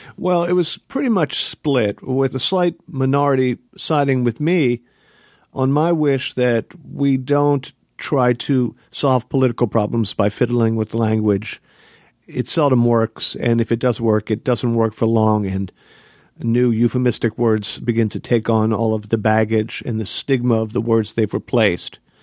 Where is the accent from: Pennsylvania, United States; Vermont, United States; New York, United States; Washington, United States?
Pennsylvania, United States; I am from Pennsylvania